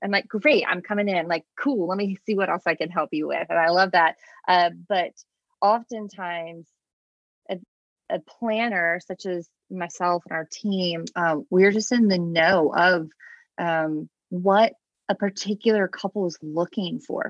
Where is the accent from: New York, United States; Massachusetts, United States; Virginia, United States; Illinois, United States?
Virginia, United States; the East Coast of; moved away as an adult; also born or lived in Charlottesville, Virginia; now in Richmond, United States; I'm originally from the East Coast uh, down near uh, the beach